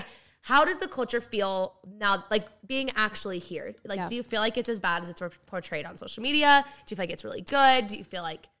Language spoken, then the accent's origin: English; Arizona, United States; being from Arizona